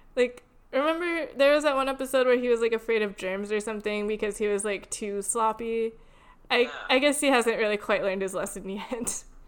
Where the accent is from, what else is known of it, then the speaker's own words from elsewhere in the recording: Connecticut, United States; moved away; also born or lived in Louisiana; I grew up in Connecticut and um, I lived in Louisiana for a little while in middle school